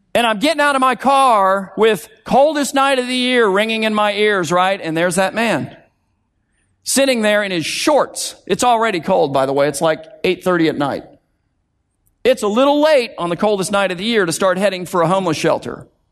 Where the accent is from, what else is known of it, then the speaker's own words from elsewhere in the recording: South Florida, United States; I'm from South Florida